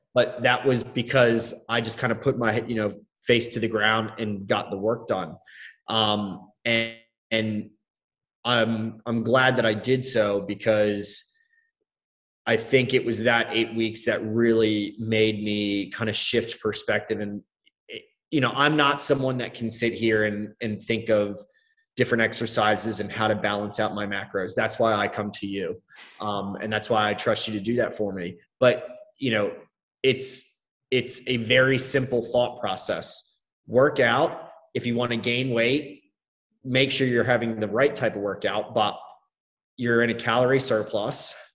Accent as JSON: {"language": "English", "country": "United States", "said": "as an American"}